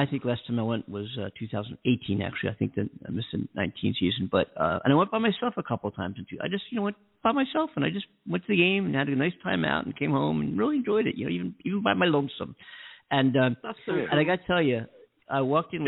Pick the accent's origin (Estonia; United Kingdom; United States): United States; Philadelphia, Pennsylvania; now in Los Angeles, United States; Philly's my hometown